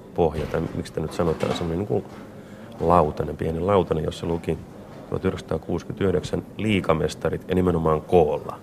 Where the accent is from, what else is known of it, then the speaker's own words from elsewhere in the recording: Vampula, Southwest Finland, Finland; Punolan kylästä, josta mä oon kotoisin